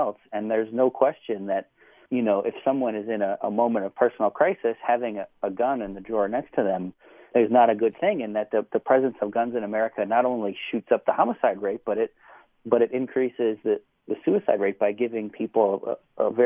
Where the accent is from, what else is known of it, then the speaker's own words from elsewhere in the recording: Buffalo, New York, United States; I'm from Buffalo, New York